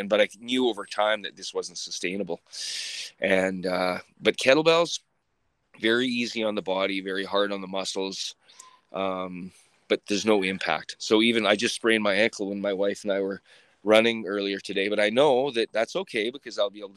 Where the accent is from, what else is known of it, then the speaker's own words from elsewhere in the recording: Sylvan Lake, Alberta, Canada; now in Red Deer, Canada; I grew up in Sylvan Lake in a trailer park.